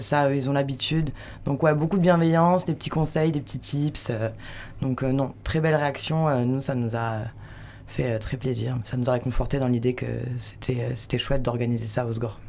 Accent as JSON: {"language": "French", "town": "Toulouse", "region": "Occitania", "country": "France", "also_born_or_lived": "Biarritz / Chamonix / Bayonne", "moved": "as an adult", "lives_now": "Hossegor, France", "said": "À la base de Toulouse"}